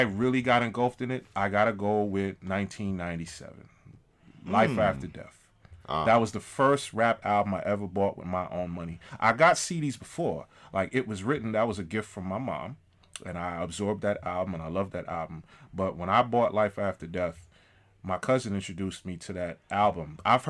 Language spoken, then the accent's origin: English; New York City, New York, United States; I'm from Queens